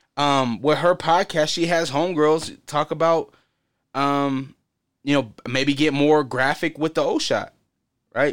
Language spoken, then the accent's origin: English; Portland, Oregon, United States; growing up in Portland